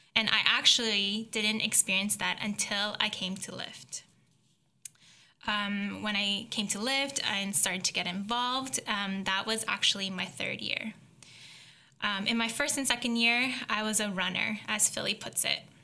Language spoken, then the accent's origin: English; Belleville, Ontario, Canada; moved away; also born or lived in Hamilton, Canada; I grew up in a small town called Belleville